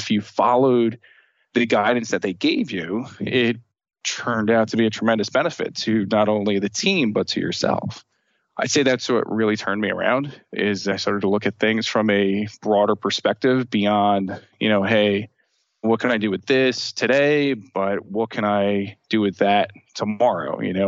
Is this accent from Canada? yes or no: no; Union, New Jersey, United States; I grew up in Union, New Jersey, kind of like in the Union County area. So Union, New Jersey, Irvington, you know, the bad spots of New Jersey.